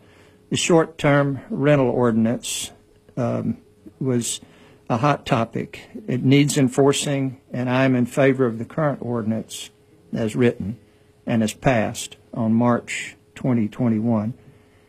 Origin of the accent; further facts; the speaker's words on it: Auburn, Alabama, United States; Well, I grew up in Auburn in the 50s and 60s